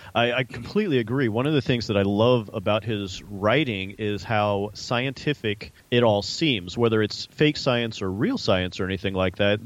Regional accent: Arizona, United States; we're both from Arizona

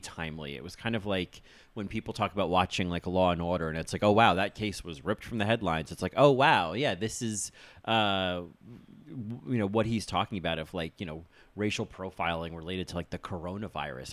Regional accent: United States; I'm American

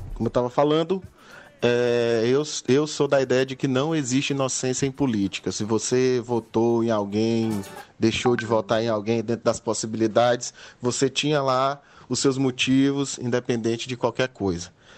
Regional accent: Maranhão, Brazil; also born or lived in Piauí; eu sou, nasci no Piauí e sou do Maranhão

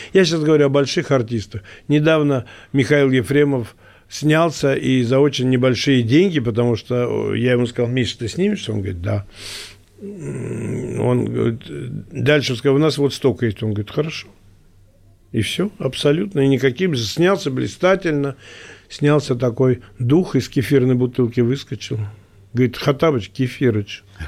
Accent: Moscow, Russia; Я говорю, из России. Он говорит, а город? Я говорю, Москва.

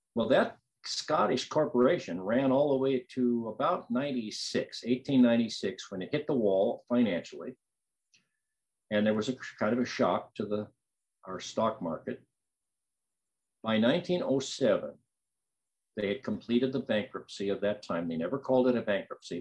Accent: United States; also born or lived in Lane County, Oregon; I'm an American

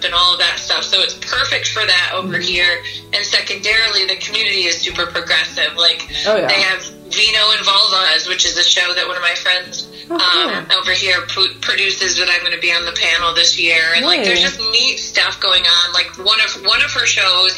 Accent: Grand Rapids, Michigan, United States; moved away as an adult; now in Asheville, United States; I grew up in Michigan, which was Grand Rapids, Michigan

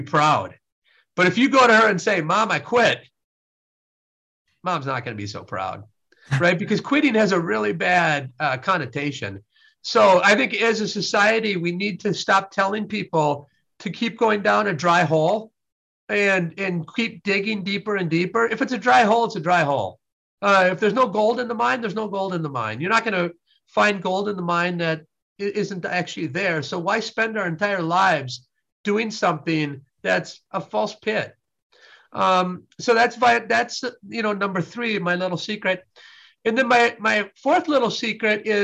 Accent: Wisconsin, United States; I was raised in Wisconsin

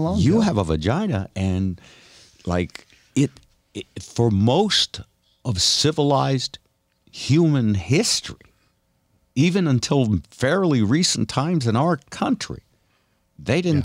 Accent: New Haven, Connecticut, United States; moved away; also born or lived in Seattle / Vermont; I grew up in New Haven, Connecticut, which was fifty percent black.

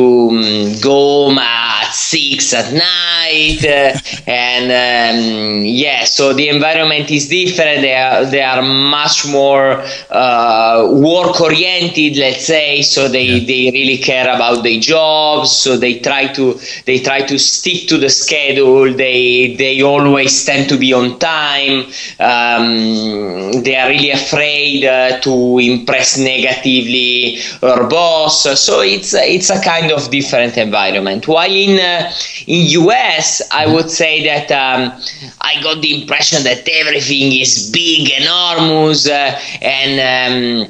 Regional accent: Italy; moved away as an adult; also born or lived in Spain; despite being Italian, I studied my PhD in Spain

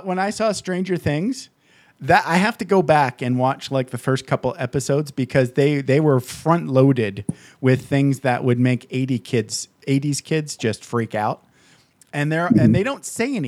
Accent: Michigan, United States; I grew up in Michigan

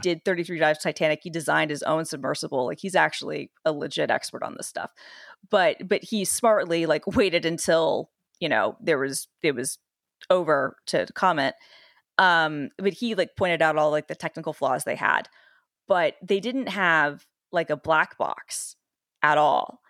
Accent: Atlanta, Georgia, United States; I'm literally from, like, the city where, uh, Waffle House is, was born, Atlanta

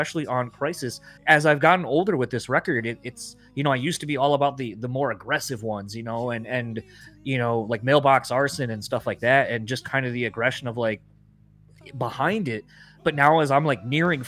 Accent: Kalamazoo, Michigan, United States; moved away; growing up in Kalamazoo, Michigan, this tiny little fucking city

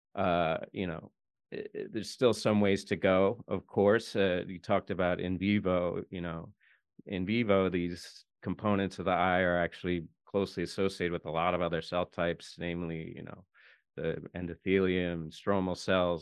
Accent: United States; I'm an American

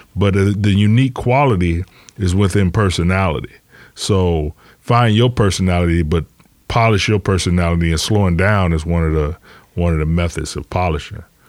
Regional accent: Detroit, Michigan, United States; I'm from Detroit

